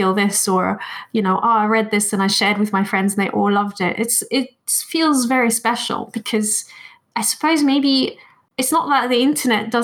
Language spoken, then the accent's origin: English; Japan; also born or lived in Germany / London; now in Birmingham, United Kingdom; I was born in Japan. My mother is Japanese and my father is German. And I went to German schools